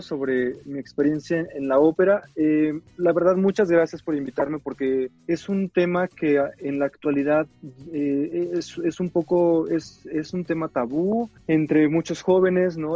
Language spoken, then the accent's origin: Spanish; Xalapa, Veracruz, Mexico; Yo soy de Jalapa, en Veracruz